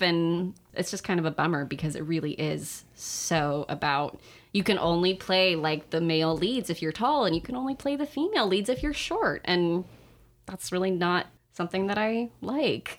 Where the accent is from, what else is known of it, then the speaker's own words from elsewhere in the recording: Sacramento, California, United States; in Sacramento, in my hometown